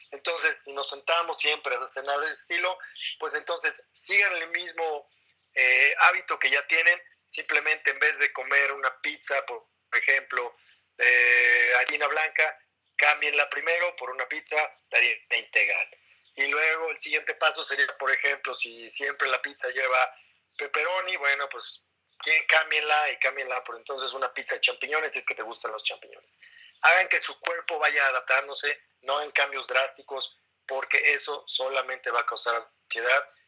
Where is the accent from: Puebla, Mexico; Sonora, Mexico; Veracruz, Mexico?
Sonora, Mexico; Yo mi soy de Sonora